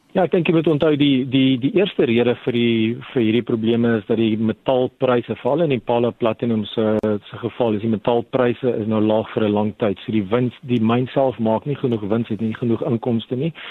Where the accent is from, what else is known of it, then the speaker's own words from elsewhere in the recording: South Africa; as 'n Suid-Afrikaner